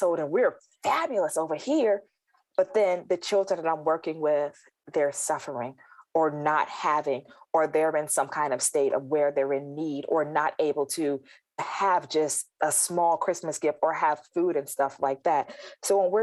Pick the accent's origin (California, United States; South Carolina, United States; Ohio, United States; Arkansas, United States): South Carolina, United States; I think back to my holidays growing up, and I'm originally from South Carolina